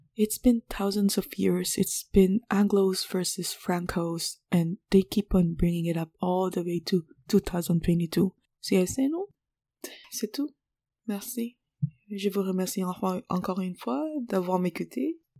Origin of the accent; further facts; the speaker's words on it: Philippines; now in Quebec, Canada; I'm Filipino